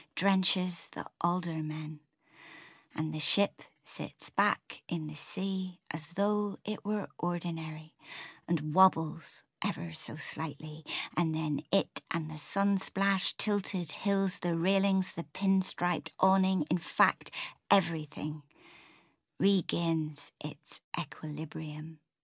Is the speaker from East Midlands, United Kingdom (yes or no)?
no; Northern Ireland, United Kingdom; moved away as an adult; also born or lived in Newcastle; now in England; I had my whole kinda Irish grandparents on the Falls Road in Belfast